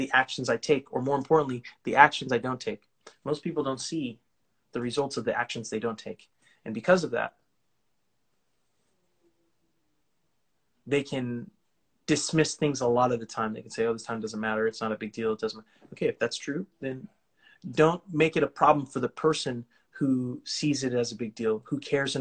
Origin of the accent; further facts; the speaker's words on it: California, United States; I'm from California.